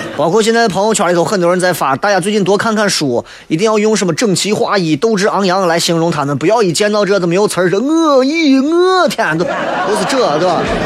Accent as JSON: {"language": "Chinese", "country": "China", "said": "作为一个中国人"}